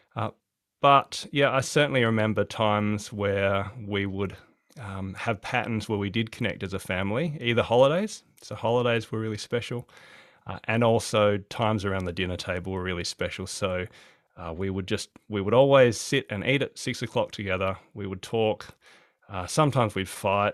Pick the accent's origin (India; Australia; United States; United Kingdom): Australia; Adelaide, South Australia; now in Hobart, Australia; I'm from Adelaide originally, so I used to love the warmth